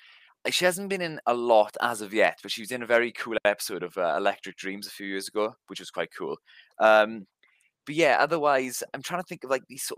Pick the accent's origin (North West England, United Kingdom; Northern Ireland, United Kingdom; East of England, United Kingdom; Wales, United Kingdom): Wales, United Kingdom; Cwmparc; I come from a village called Cwm Park